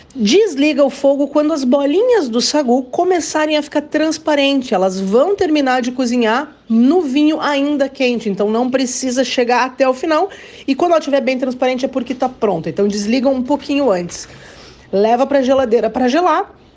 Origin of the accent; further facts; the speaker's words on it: Caxias do Sul, Rio Grande do Sul, Brazil; also born or lived in São Marcos; Nasci em São Marcos, mas ainda bebê, já fui para Caxias do Sul, onde eu tenho as minhas lembranças de infância, lembranças de adolescência